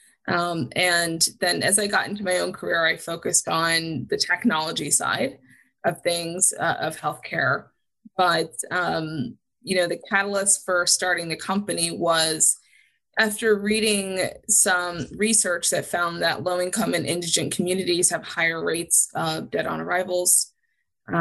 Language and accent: English; Huntington, New York, United States; my father was a volunteer EMT when I was growing up on Long Island in Huntington